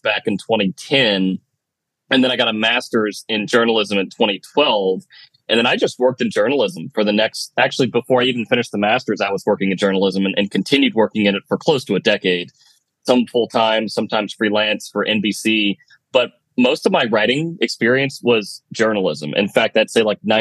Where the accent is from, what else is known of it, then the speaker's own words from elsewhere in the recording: Richmond, Virginia, United States; moved away as an adult; now in Los Angeles, United States; I grew up in Richmond, Virginia